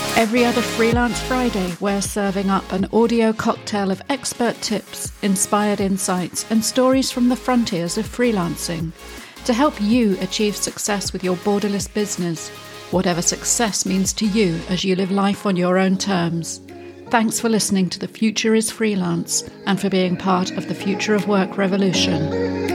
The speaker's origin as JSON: {"language": "English", "country": "United Kingdom", "moved": "yes", "lives_now": "Spain", "said": "I am a Brit living in Spain"}